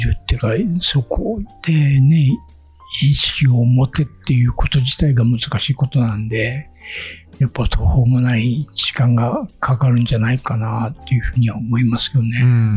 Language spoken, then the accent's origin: Japanese; Akita, Japan; moved away as an adult; also born or lived in Tokyo; now in Bangkok, Thailand; 僕も秋田の出身なんで